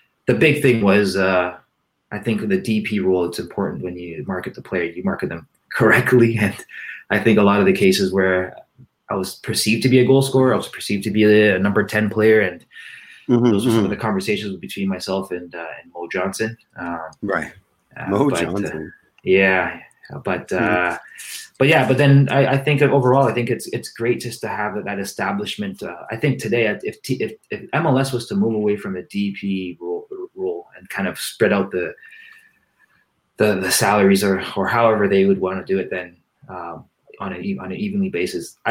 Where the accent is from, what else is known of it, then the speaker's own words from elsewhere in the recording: Canada; as a Canadian